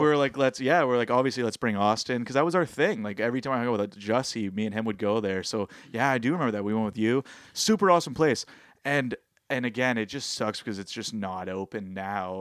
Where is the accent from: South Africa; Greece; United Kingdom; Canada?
Canada; Ontario; we're from Ontario